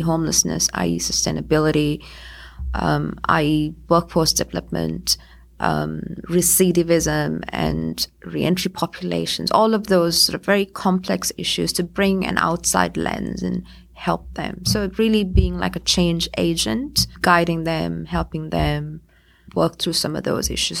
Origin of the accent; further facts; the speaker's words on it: Sri Lanka; moved away; also born or lived in United States; I'm originally from Sri Lanka.